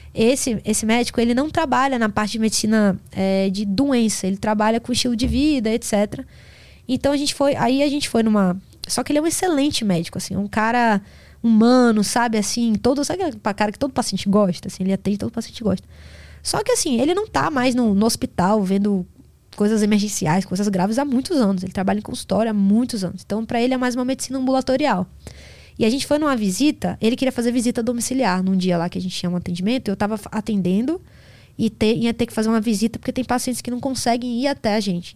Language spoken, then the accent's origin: Portuguese; Salvador, Bahia, Brazil; eu tô acostumada por Salvador, que eu sou de Salvador